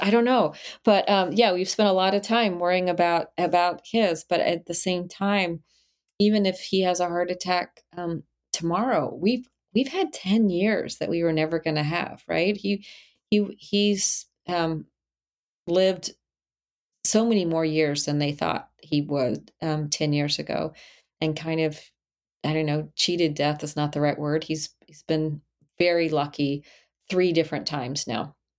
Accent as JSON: {"language": "English", "town": "El Paso", "region": "Texas", "country": "United States", "tie": "born or raised there", "also_born_or_lived": "Charlotte, North Carolina, United States", "moved": "yes", "said": "I grew up in El Paso, Texas"}